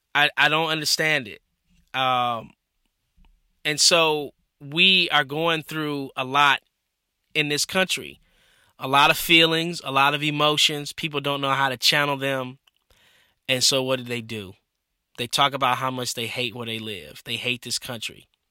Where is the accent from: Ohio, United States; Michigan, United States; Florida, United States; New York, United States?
Michigan, United States; growing up in Michigan